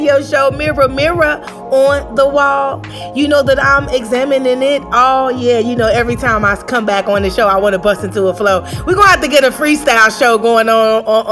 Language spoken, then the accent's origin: English; Chicago, Illinois, United States; I grew up on the South Side of Chicago